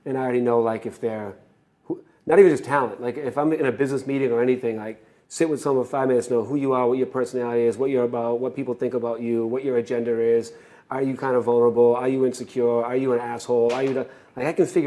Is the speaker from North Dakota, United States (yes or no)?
no; Boston, Massachusetts, United States; Started as a kid in Boston